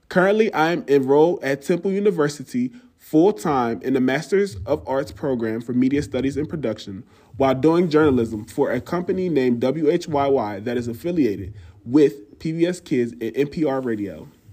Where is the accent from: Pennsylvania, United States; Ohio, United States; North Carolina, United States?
Pennsylvania, United States; Chester; from Chester, Pennsylvania